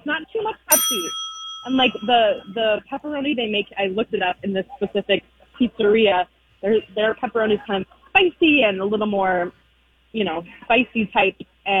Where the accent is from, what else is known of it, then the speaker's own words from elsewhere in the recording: Minnesota, United States; also born or lived in New York City; now in New York, United States; I'm originally from Minnesota, so I have that Minnesota palate.